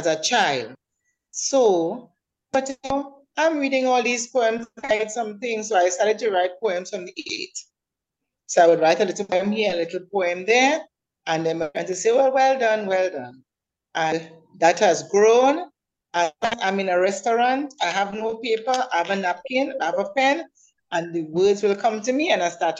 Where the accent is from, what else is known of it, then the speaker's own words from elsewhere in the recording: Trinidad & Tobago; also born or lived in Trinidad; now in Tobago, Trinidad and Tobago; I am a Trinidadian. My father was also a police officer, and we lived in Trinidad, and then we migrated to Tobago. So I've spent the greater part of my life in Tobago